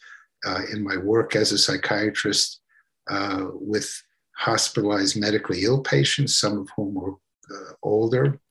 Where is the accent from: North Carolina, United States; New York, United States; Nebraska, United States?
New York, United States; New York City; as a young lad growing up in Brooklyn, New York